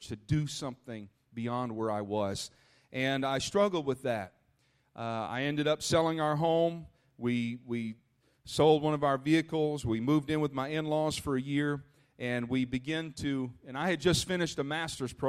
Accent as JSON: {"language": "English", "region": "Minnesota", "country": "United States", "tie": "born or raised there", "also_born_or_lived": "Illinois", "moved": "as an adult", "said": "I grew up in Minnesota, and I'm so thankful for my roots"}